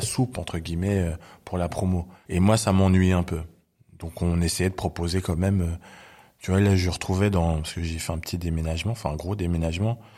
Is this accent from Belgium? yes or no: yes; Belgium; moved away as an adult; now in Paris, France; Moi, je suis né en Belgique et j'ai euh, grandi en Belgique